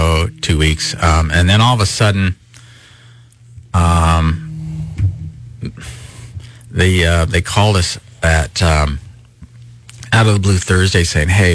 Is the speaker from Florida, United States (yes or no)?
no; Northern California, United States; moved away; that's where I'm originally from